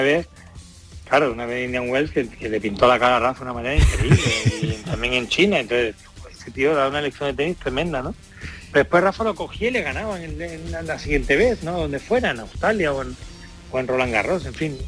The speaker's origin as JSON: {"language": "Spanish", "town": "Jerez de la Frontera", "region": "Andalusia", "country": "Spain", "said": "yo soy yo de Jerez, yo soy andaluz"}